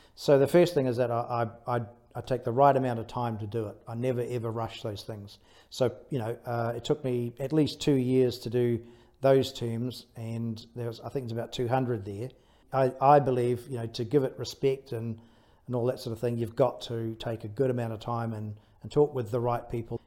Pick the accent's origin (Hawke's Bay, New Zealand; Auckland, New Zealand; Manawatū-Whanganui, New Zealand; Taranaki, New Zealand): Taranaki, New Zealand; I was brought up in Taranaki, so brought up by the sea